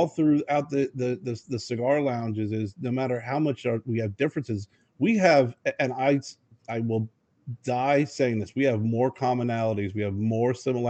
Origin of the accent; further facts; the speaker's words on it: Lebanon, Pennsylvania, United States; I grew up in Lebanon, Pennsylvania, and it was very diverse, very culturally diverse.